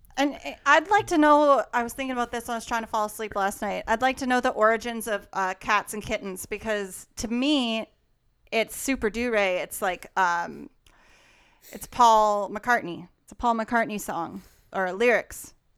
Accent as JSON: {"language": "English", "region": "Alberta", "country": "Canada", "tie": "born or raised there", "said": "Growing up in Alberta"}